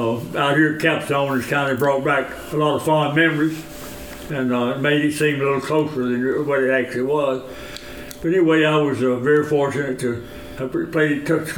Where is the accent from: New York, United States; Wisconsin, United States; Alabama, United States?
Alabama, United States; Tuscaloosa; being my hometown